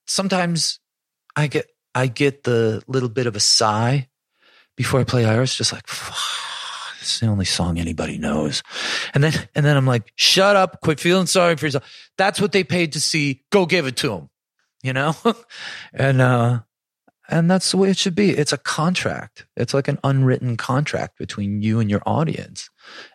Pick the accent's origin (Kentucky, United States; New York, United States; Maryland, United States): New York, United States; Buffalo; growing up in Buffalo